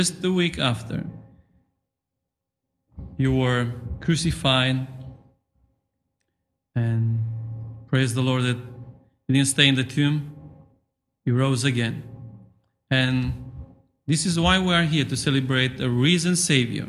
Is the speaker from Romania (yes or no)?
yes; Romania; English is a second language; moved away as an adult; now in England, United Kingdom; in Romania, to be honest with you, we don't have such custom